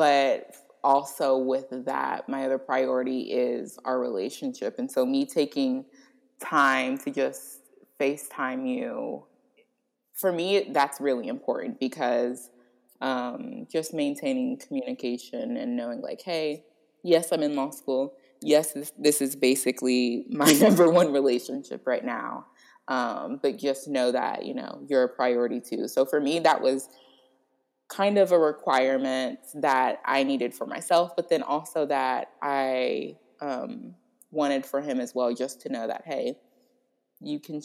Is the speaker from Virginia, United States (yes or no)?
no; Florida, United States; I'm from Florida.